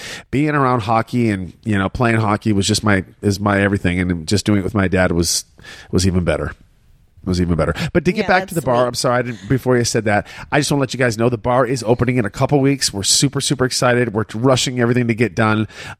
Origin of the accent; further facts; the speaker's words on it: Shelby Township, Michigan, United States; I grew up in Shelby Township, Michigan.